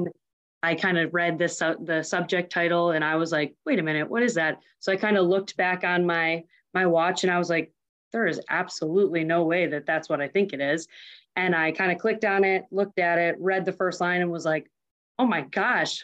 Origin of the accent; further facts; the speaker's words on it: Huntley, Illinois, United States; I'm from a small town called Huntley, Illinois